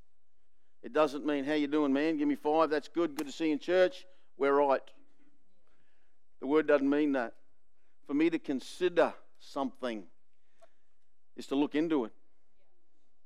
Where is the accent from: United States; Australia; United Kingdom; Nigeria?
Australia; I'm the Aussie male